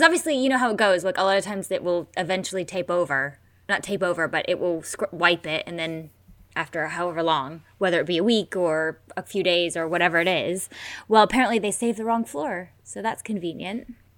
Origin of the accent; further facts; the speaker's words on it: United States; I'm American.